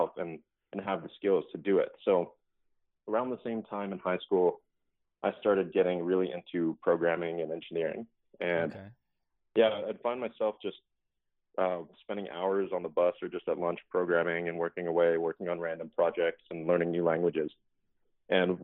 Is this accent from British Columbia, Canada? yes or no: no; Calgary, Alberta, Canada; I grew up in Calgary, Alberta, in Canada.